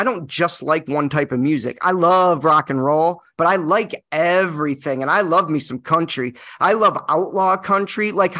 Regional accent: Michigan, United States; now in California, United States; I grew up in Michigan. Mm. So now we're out in California.

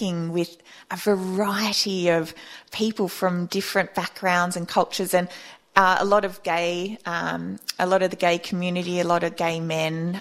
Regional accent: Australia; Australian, you know, we're from, you know, the Anglo-Saxon, we are British heritage essentially

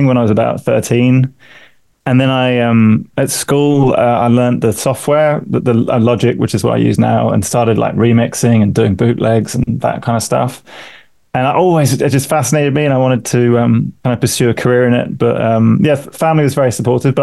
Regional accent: London, United Kingdom; moved away as an adult; also born or lived in Vancouver, Canada; now in Toronto, Canada; I'm from London. Me and my wife, we moved out here about 8 years ago, having lived in London for years

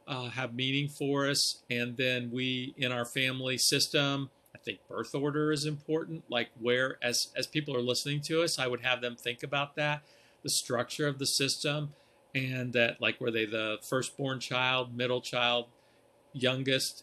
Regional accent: outside of Columbus, Ohio, United States; I grew up actually outside of Columbus

